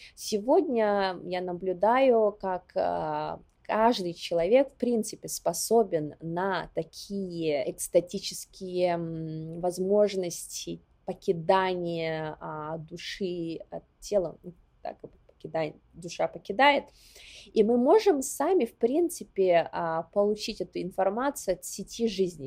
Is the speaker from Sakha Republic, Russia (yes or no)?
yes; Yakutia, Sakha Republic, Russia; moved away as an adult; also born or lived in Warsaw, Poland; now in New York, United States; мой родной дом — это Якутия, в частности, Усилданский район, откуда я родом а, село Ускьоля